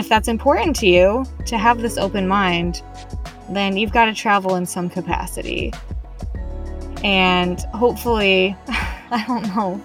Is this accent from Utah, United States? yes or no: yes; Utah, United States; I was raised in Utah